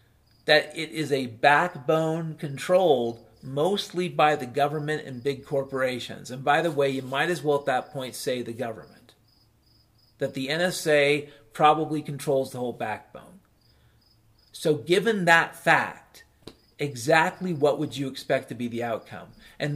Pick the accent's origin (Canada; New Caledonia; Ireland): Ireland; I'm a hopeful bastard, I'm Irish.